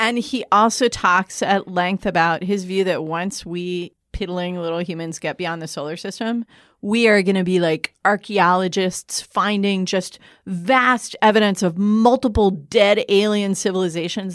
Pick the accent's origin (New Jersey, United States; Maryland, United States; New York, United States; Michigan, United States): Michigan, United States; moved away; my home state